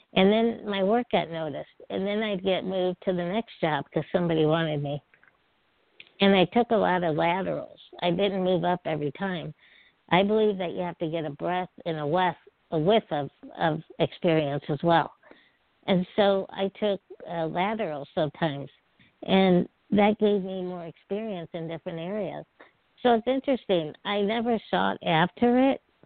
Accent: Peoria, Illinois, United States; I grew up in Peoria, Illinois, which is right in the middle of the state

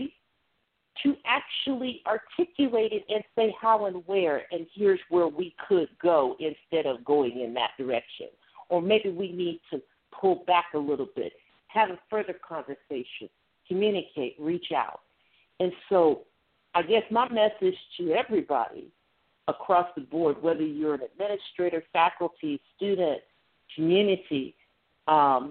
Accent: Ohio, United States; moved away; we're both from Ohio

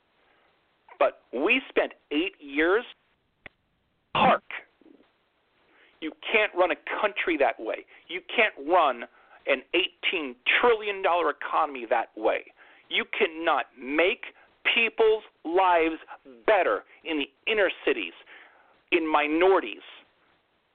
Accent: New York, United States; I'm a New Yorker.

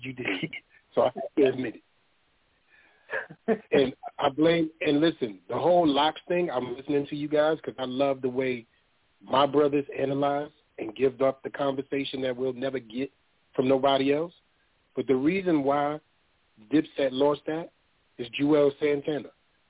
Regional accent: Queens, New York, United States; I'm from Queens, dog.

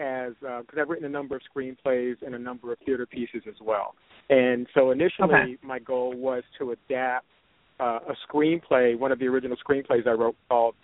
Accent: New York City, New York, United States; I'm from the East Coast, New York City, Brooklyn, the neighborhood of Bushwick in Brooklyn, grew up there

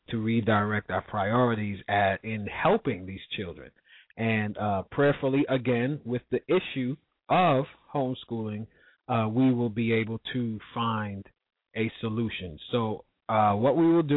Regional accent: New York, United States; my hometown of New York

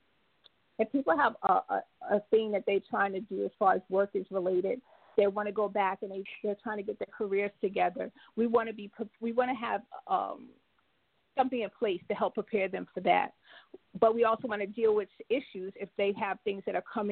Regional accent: New York, United States; now in Jacksonville, United States; I'm originally from New York, but I now reside in Jacksonville, Florida.

